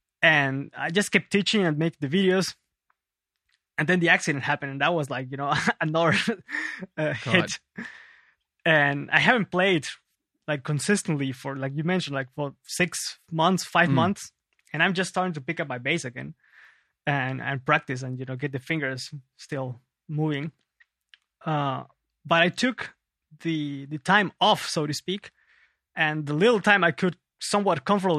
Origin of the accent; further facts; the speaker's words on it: Lima, Peru; now in Germany; Yes, I was born and raised in Lima, Peru.